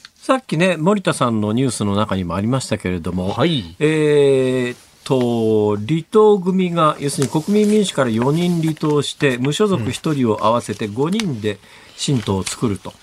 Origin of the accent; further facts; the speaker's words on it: Kansai, Japan; 私は関西から来てますから